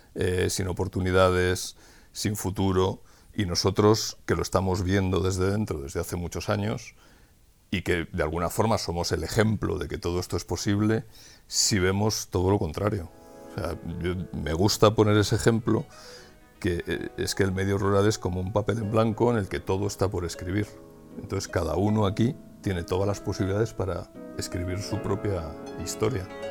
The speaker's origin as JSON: {"language": "Spanish", "town": "Madrid", "region": "Community of Madrid", "country": "Spain", "tie": "born or raised there", "moved": "as an adult", "lives_now": "Sayago, Spain", "said": "nosotros éramos madrileños"}